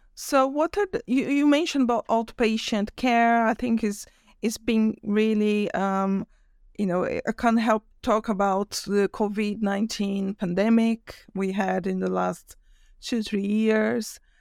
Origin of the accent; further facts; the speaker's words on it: Brazil; I'm from Brazil